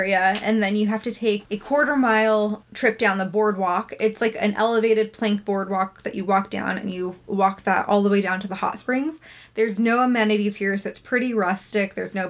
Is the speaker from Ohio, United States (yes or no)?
no; Northern California, United States; growing up in Northern California and, like, the Tahoe area.